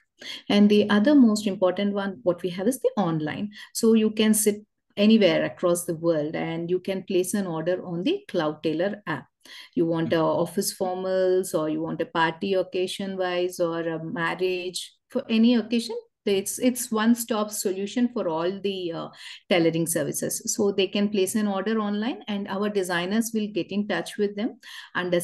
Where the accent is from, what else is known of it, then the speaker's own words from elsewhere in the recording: Hyderabad, Telangana, India; I'm from Hyderabad.